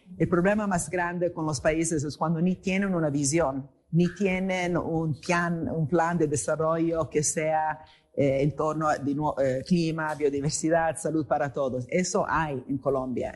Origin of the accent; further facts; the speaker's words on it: Italy; moved away; also born or lived in England; vengo de Italia